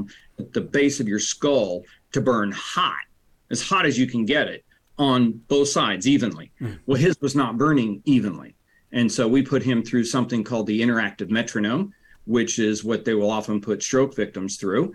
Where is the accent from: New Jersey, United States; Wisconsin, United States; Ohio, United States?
Ohio, United States; Central; also born or lived in Reynoldsburg, Ohio; born and raised in Central Ohio